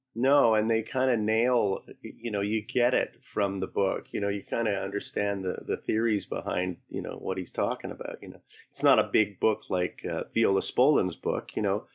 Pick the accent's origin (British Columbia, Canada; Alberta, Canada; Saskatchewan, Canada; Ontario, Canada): Alberta, Canada; Calgary; now in Toronto, Canada; I'm from Calgary originally.